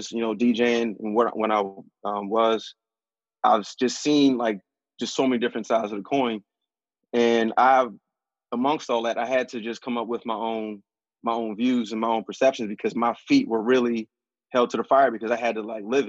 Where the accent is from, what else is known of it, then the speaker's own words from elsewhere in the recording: Philadelphia, Pennsylvania, United States; growing up in West, it's all Black